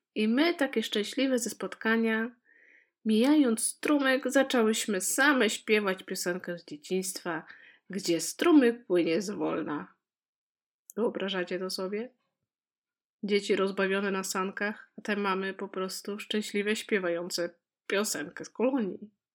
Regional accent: Poland; moved away as an adult; now in Netherlands; Każda z nas dziewczyn, które tam się spotkała, pochodzi z różnych regionów Polski

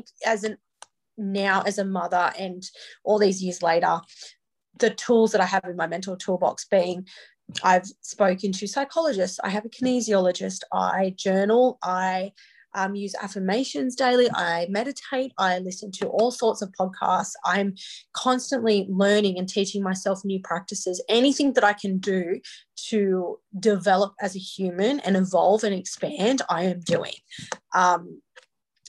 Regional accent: Newcastle, New South Wales, Australia; I grew up in Newcastle, New South Wales. I have been here my entire life.

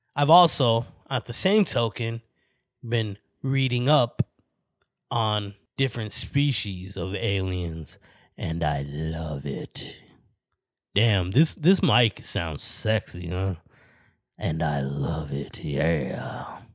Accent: Flagstaff, Arizona, United States; moved away as an adult; now in Phoenix, United States; the reason I moved from Flagstaff to Phoenix was, like, I felt like I was agoraphobic, but not for a, my house, for my hometown

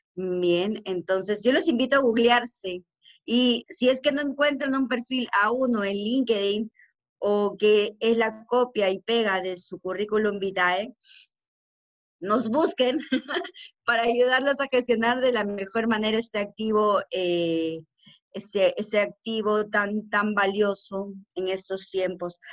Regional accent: Peru; somos los únicos peruanos, en este modelo de negocio

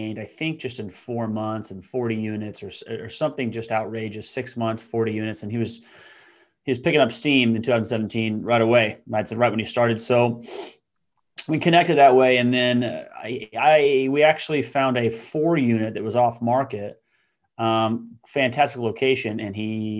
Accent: Council Bluffs, Iowa, United States; So I was born and raised in Council Bluffs, Iowa, which is a suburb of Omaha, Nebraska.

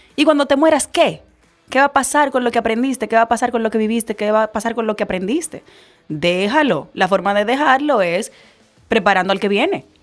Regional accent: Dominican Republic; como dominicana

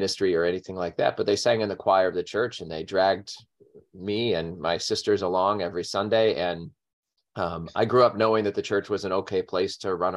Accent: Olathe, Kansas, United States; now in Rochester, United States; I grew up in Kansas and in a suburb of Kansas City. And the place where I grew up, Olathe, Kansas

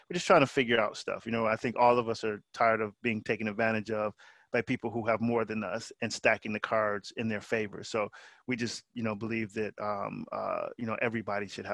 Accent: Detroit, Michigan, United States; in the United States where I'm from, because I'm from Detroit metro area

